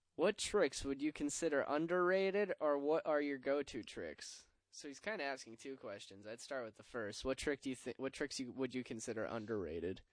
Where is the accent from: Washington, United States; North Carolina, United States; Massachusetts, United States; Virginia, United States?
Massachusetts, United States; Middleborough; my hometown, Middleborough Skate Park.